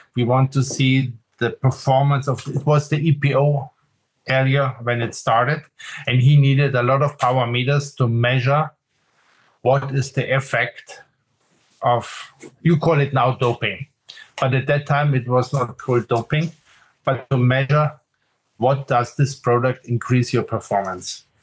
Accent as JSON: {"language": "English", "town": "Munich", "region": "Bavaria", "country": "Germany", "tie": "born or raised there", "also_born_or_lived": "Aachen", "said": "when I grew up in Munich, so this is south of Germany in Bavaria"}